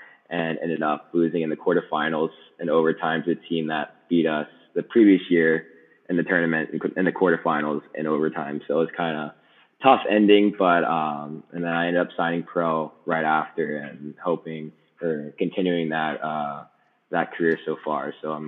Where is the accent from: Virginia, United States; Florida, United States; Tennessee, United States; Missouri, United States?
Virginia, United States; Chesapeake; originally I grew up in Chesapeake, Virginia.